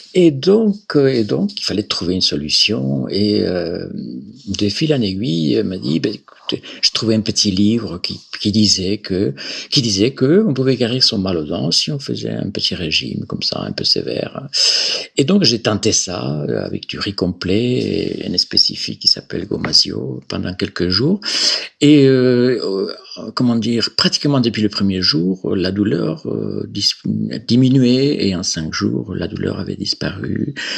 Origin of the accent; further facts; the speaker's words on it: Galicia, Spain; French is a second language; moved away as an adult; also born or lived in Barcelona; now in France; je suis originaire de, de Galice, Galicia, euh, donc dont la capitale c'est Saint-Jacques-de-Compostelle